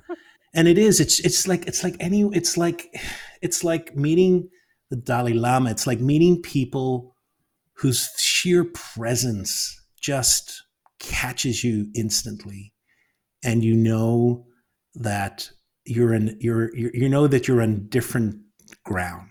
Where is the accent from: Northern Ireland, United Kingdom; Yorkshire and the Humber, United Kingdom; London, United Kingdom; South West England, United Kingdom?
Northern Ireland, United Kingdom; moved away; coming out of Northern Ireland